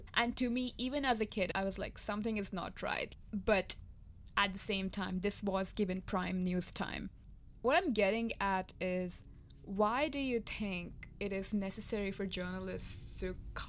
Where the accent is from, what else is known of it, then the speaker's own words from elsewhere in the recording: India; also born or lived in Ahmedabad; now in Melbourne, Australia; I'm Indian. I grew up watching a lot of Indian news.